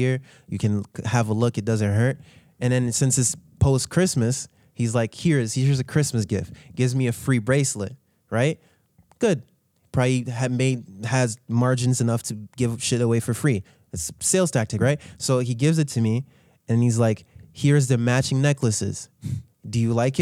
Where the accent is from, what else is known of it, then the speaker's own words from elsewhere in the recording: Haiti; moved away; I told them I was from Haiti